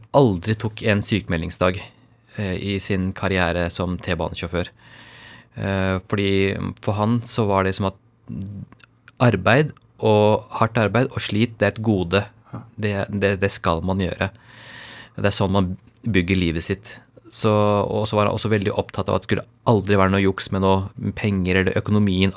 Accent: Norway; born or raised there; first language Urdu; Norwegian is a second language

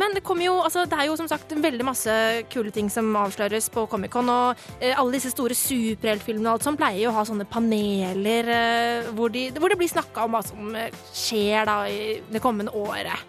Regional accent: Bærum, Akershus, Norway; Eh, jeg kommer fra, fra Bærum

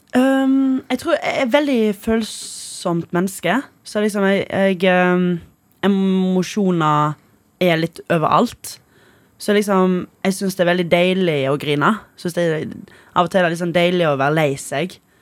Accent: Stord, Vestland, Norway; accent: Stord dialect; som man skal egentlig si på stordialekt

